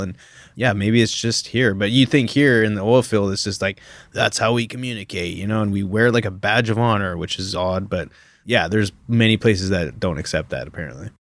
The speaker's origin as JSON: {"language": "English", "country": "Canada", "moved": "yes", "said": "as a Canadian coming here"}